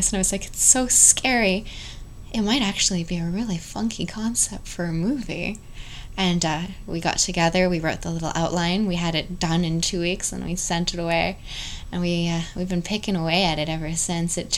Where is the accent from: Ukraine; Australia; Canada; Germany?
Canada; we're both Canadian.